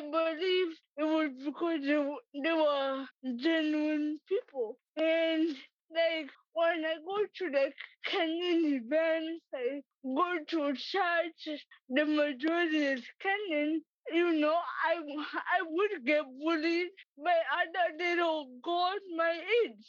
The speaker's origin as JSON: {"language": "English", "region": "Massachusetts", "country": "United States", "tie": "born or raised there", "said": "I was born and raised in Massachusetts"}